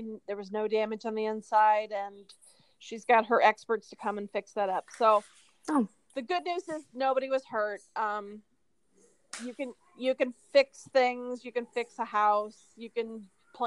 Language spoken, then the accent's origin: English; Iowa, United States; moved away; I'm from Iowa